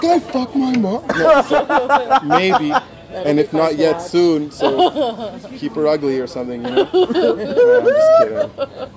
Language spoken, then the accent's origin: English; Mississauga, Ontario, Canada; also born or lived in Toronto; Grew up in Malton